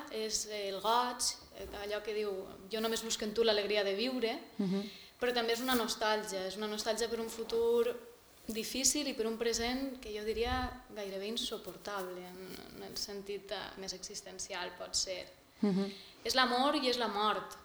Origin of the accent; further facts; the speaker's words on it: Castalla, Valencian Community, Spain; estava en el meu poble, estava en Castalla